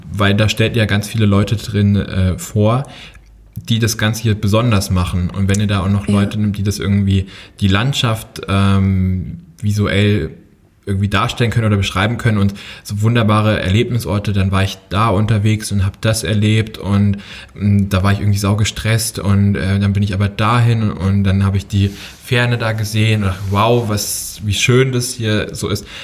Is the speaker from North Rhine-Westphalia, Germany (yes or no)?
yes; Herdecke, North Rhine-Westphalia, Germany; born there; also born or lived in Hünfeld; Ich bin in Nordrhein-Westfalen geboren, in Herdecke. Dann sind wir ein paar Mal umgezogen und ich glaube 2007 bin ich in Hünfeld gelandet bei okay. Fulda.